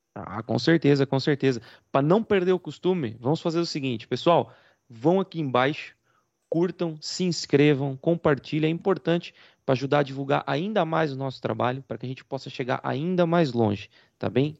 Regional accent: Rio Claro, Brazil; Eu também fiz teatro na época que eu, que eu era adolescente, é, em Rio Claro mesmo

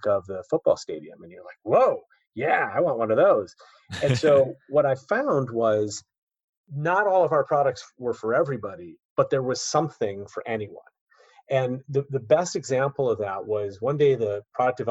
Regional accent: Chicago, Illinois, United States; moved away as an adult; also born or lived in East Coast; my hometown of Chicago

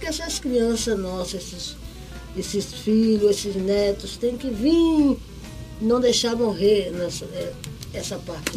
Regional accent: Bahia, Brazil; Sou baiana de Acarajé

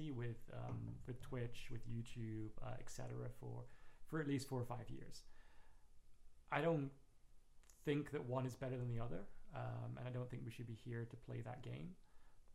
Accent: Plymouth, South West England, United Kingdom; now in New York, United States; I was born and raised in England, a little city called Plymouth.

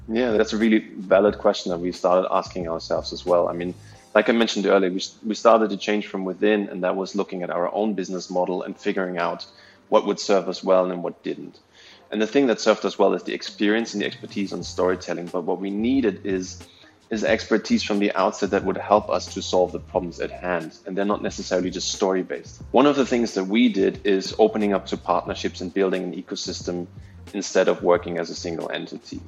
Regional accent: Berlin, Germany; moved away as an adult; also born or lived in Austria; now in Singapore; I was born in East Berlin. So I, I was still I was I'm still old enough to be born in a country that doesn't exist anymore. Right. So I'm originally from from that part, but yeah, I grew up in Berlin and lived there for until I was like 22

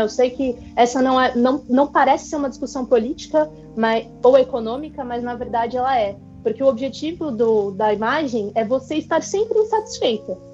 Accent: São Paulo, Brazil; moved away as an adult; now in Japan; eu moro no Japão, eu tô aqui há um ano, mas eu sou nascida e criada na Zona Leste de São Paulo

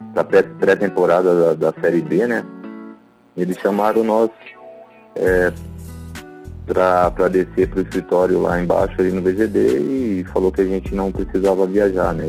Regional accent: Cotia, São Paulo, Brazil; moved away as an adult; also born or lived in Maringá / Londrina; eu iniciei minha, minha carreira no estado de São Paulo, né? Em, em Cotia, né? É, na minha cidade natal

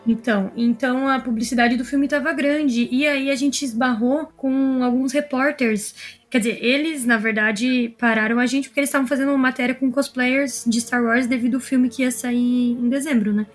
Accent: interior of Paraná, Brazil; eu moro bem longe de São Paulo, sou do interior do Paraná

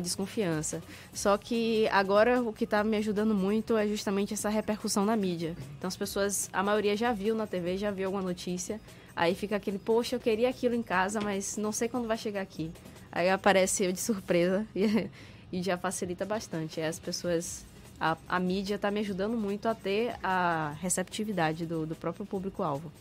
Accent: Salvador, Bahia, Brazil; eu ser nascido e criado em Salvador

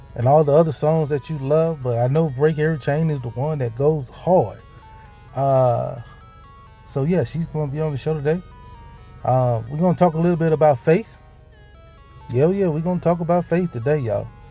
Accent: Hattiesburg, Mississippi, United States; my hometown, Hattiesburg, Mississippi

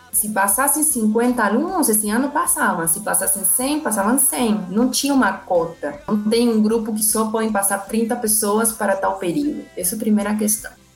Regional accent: Argentina; Portuguese is a second language; moved away as an adult; now in Brazil; eu sou argentina, formada eh, na Universidade de Buenos Aires

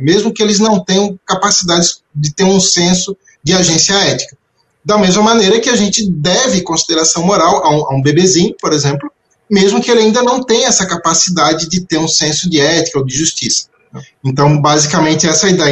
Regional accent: Florianópolis, Santa Catarina, Brazil; nasci, nasci em Florianópolis

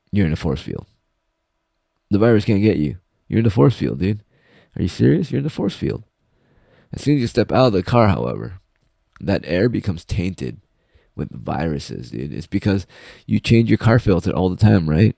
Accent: United States; I'm American.

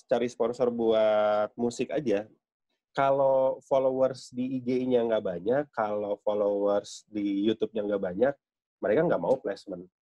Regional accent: West Java, Indonesia; Saya orang Sunda tapi kebanyakan ikut orang Jawa

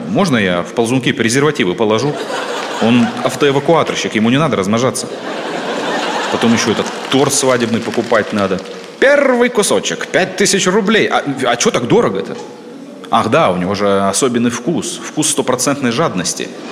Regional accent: Siberia, Russia; я сибиряк

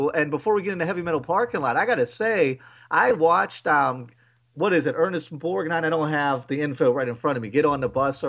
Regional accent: Waldorf, Maryland, United States; We grew up in Waldorf

